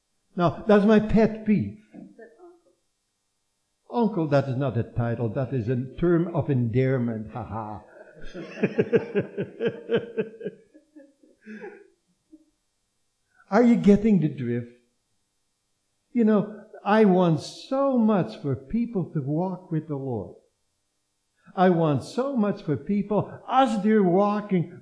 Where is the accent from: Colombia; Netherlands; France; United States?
Netherlands; born or raised there